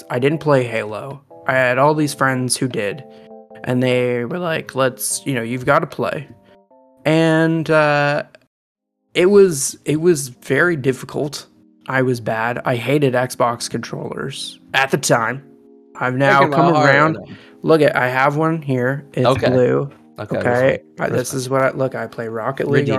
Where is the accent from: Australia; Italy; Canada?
Canada; accent: Canadian; I am Canadian